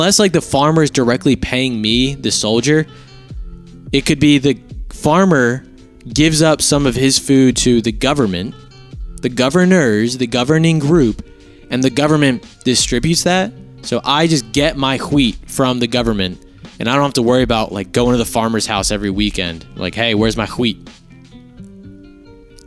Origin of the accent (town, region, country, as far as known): United States